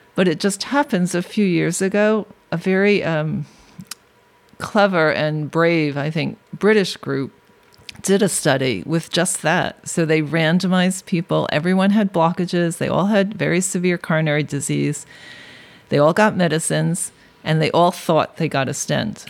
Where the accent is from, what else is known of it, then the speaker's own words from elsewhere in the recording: New York City, New York, United States; I grew up in Brooklyn way before it was hip